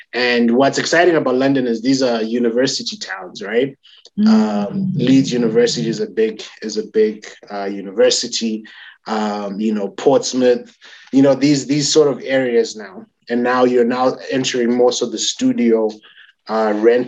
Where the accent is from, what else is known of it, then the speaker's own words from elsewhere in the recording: Zimbabwe; Currently in Zimbabwe